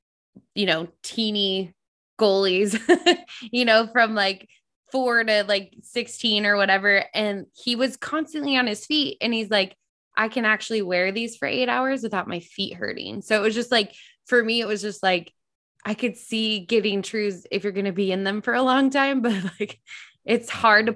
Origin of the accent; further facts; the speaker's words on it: Southern California, United States; I come from Southern California, you know, when I could drink a lot, I was in Southern California